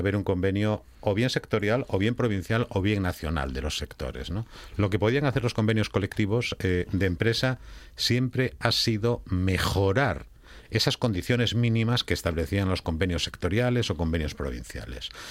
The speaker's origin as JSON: {"language": "Spanish", "region": "Asturias", "country": "Spain", "said": "entre los asturianos que teníamos una gran industria"}